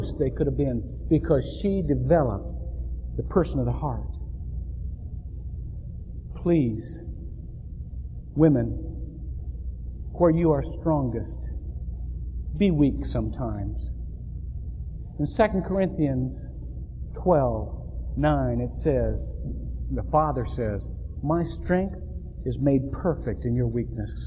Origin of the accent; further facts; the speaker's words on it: Shelby, Ohio, United States; When I was growing up in Shelby, Ohio